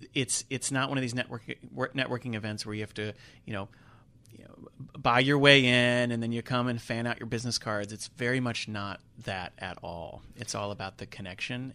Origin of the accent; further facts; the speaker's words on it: Charlotte, North Carolina, United States; also born or lived in New York City; I'm not a Charlotte native, but I grew up in Charlotte, so Charlotte has been home for many years